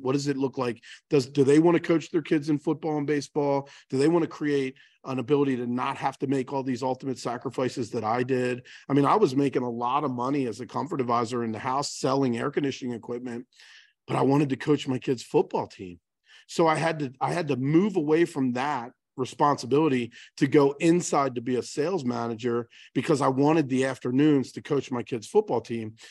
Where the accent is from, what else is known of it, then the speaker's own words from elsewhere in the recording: Baltimore, Maryland, United States; I'm born and raised in Baltimore